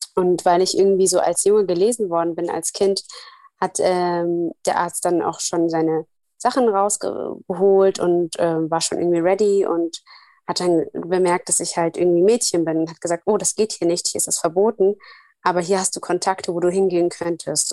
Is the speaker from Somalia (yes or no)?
yes; Somalia; moved away; Ich komme ja aus Somalia